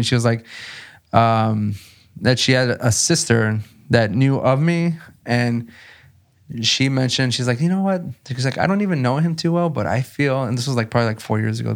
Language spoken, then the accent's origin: English; South Texas, United States; I'm from South Texas